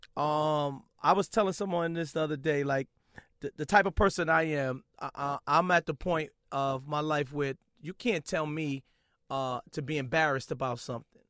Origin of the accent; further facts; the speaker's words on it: New York City, New York, United States; I'm from Brooklyn